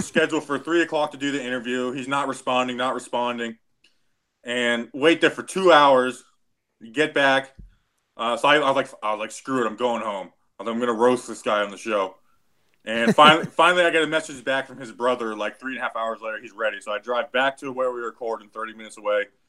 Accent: Florida, United States; also born or lived in New Jersey; I grew up down here in Florida

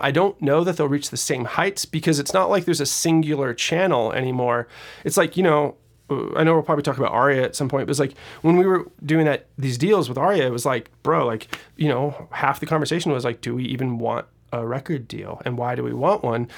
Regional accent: Seattle, Washington, United States; moved away; I'm originally from Seattle, Washington.

